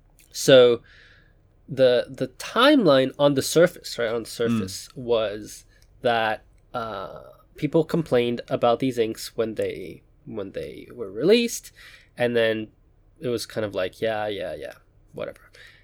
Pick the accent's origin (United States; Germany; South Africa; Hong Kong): Hong Kong; Now, I grew up in Hong Kong. Hong Kong does not have a large Jewish population.